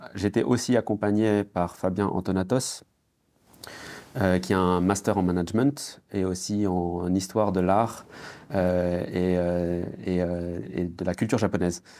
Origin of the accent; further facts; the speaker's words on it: France; quand j'étais enfant, euh, en France